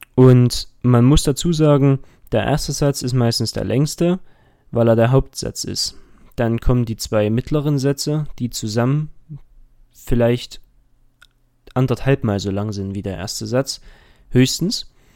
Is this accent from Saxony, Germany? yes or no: yes; Dresden, Saxony, Germany; ich komme aus Dresden und gehe dort auch zur Schule